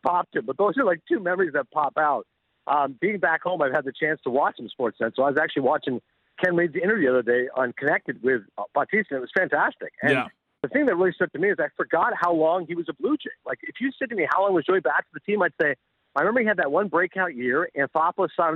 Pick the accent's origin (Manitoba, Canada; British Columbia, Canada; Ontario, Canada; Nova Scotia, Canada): Ontario, Canada; Toronto; I was from Toronto